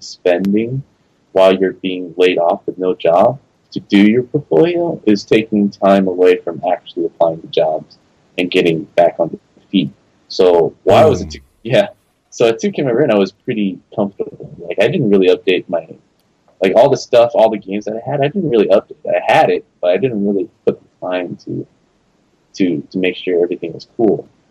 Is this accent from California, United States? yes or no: yes; Los Angeles, California, United States; moved away as an adult; also born or lived in San Francisco Bay Area; I moved back to LA, which is my hometown.